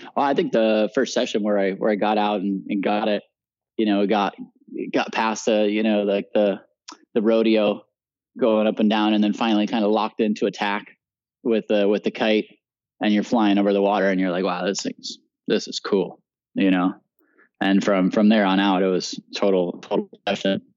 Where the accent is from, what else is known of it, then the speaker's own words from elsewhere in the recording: Puerto Rico; also born or lived in Utah; I grew up in Puerto Rico